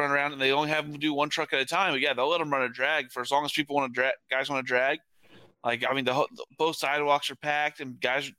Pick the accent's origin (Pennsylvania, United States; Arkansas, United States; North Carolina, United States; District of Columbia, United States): Arkansas, United States; I am from Arkansas.